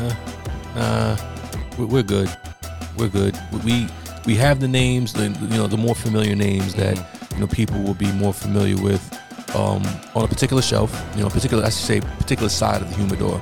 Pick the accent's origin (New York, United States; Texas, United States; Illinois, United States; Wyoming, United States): New York, United States; New York area, United States; growing up in the New York area